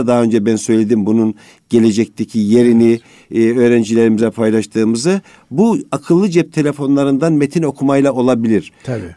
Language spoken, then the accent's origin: Turkish; Amasya, Turkey; ben Amasyalıyım